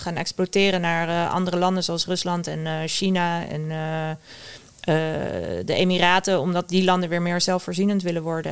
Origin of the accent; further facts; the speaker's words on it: Westland, South Holland, Netherlands; Ik kom uit het Westland, waar, waar alle kassen staan